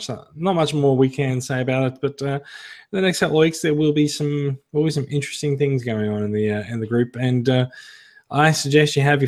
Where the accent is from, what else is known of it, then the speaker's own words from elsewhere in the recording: Brisbane, Queensland, Australia; also born or lived in Singapore; now in Sydney, Australia; I am a Queenslander, I'm from Brisbane. I lived a couple of years in Singapore